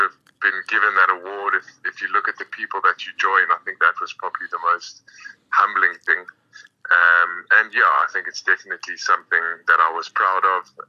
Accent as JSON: {"language": "English", "town": "Pretoria", "region": "Gauteng", "country": "South Africa", "tie": "born or raised there", "also_born_or_lived": "Eastern Cape / Essex", "said": "I grew up in Pretoria"}